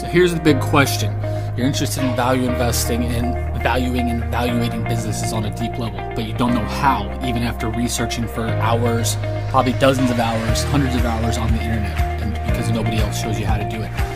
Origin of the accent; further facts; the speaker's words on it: United States; as an American